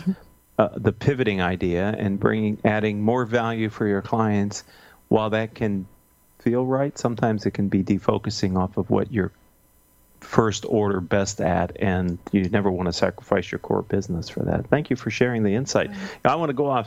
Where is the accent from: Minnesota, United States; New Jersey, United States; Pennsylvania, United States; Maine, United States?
Pennsylvania, United States; I'm from Pennsylvania too, so I'm very direct.